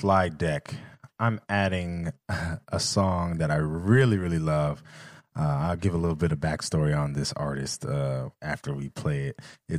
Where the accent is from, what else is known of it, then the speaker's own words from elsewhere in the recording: outside of Los Angeles, California, United States; I'm from California, LA, outside of LA to be exact. So I grew up in church. I grew up playing music in church.